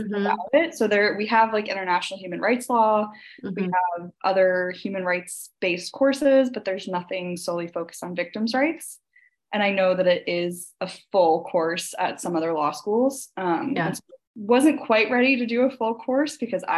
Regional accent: New Jersey, United States; I grew up in New Jersey

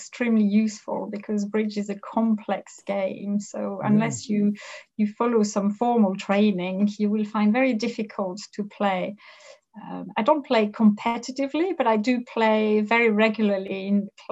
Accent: Thoissey, Auvergne-Rhône-Alpes, France; I grew up in France. I was born in France in a small town called Toisset, which is lovely. It's on the outskirts of a region called Le Beaujolais

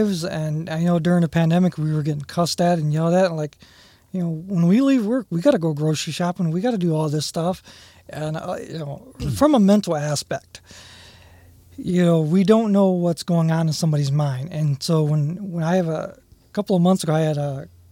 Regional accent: Toledo, Ohio, United States; I grew up in North Toledo, born and raised there

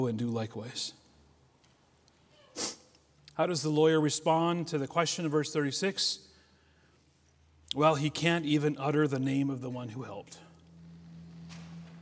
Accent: United States; Us as American Christians have our faith plastered all over our clothes, our cars, our homes.

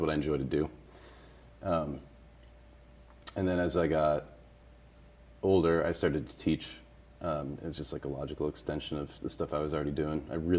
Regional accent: Massachusetts, United States; now in Boston, United States; I wasn't in BPS schools. I grew up in Western Mass.

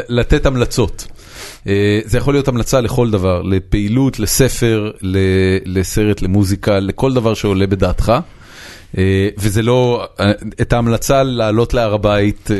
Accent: Israel; אני גדלתי כמובן בארץ

